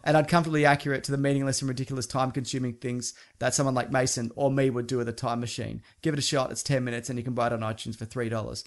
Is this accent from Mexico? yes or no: no; Australia; I'm Australian. I have a terrible accent.